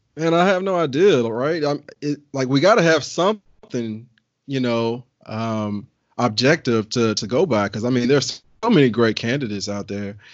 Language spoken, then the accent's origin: English; the South, United States; I'm from the South